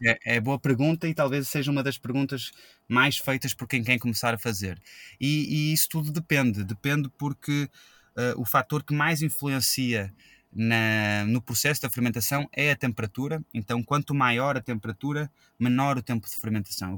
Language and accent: Portuguese; Rio de Janeiro, Brazil; moved away as an adult; also born or lived in Australia; now in Portugal; Eu, eu sou português, nasci em Portugal, fui para o Rio de Janeiro quando eu tinha 6 anos, então eu cresci e vivi a minha vida toda no Brasil